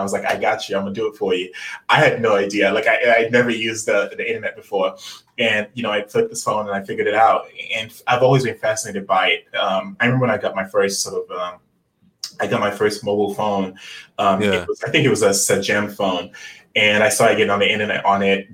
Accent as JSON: {"language": "English", "region": "Lagos", "country": "Nigeria", "tie": "born or raised there", "said": "I was born in Lagos, Nigeria, um, and you know growing up in Lagos, Nigeria"}